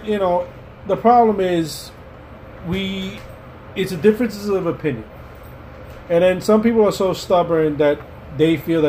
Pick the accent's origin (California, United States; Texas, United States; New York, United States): New York, United States; New York City; I grew up in between Williamsburg, Brooklyn, and Queens, New York.